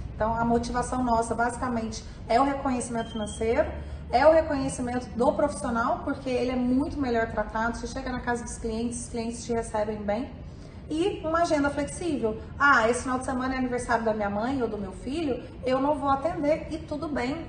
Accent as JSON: {"language": "Portuguese", "town": "Lavras", "region": "Minas Gerais", "country": "Brazil", "tie": "born or raised there", "also_born_or_lived": "Rio de Janeiro / Los Angeles / Salvador", "moved": "yes", "lives_now": "São Paulo, Brazil", "said": "Eu sou de Minas, nasci em Lavras, Minas Gerais"}